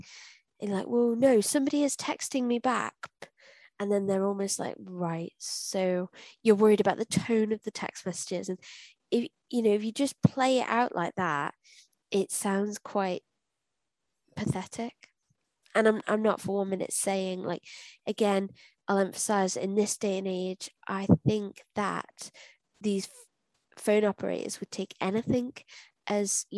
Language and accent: English; United Kingdom; being British